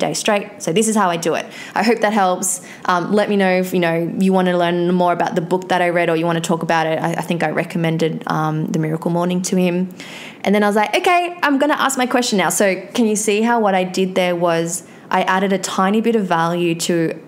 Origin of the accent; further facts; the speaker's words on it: Australia; I'm from Australia.